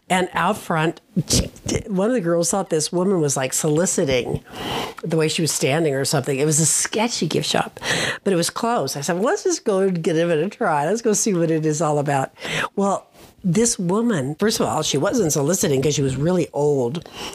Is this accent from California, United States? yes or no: no; Colorado, United States; We're from Colorado.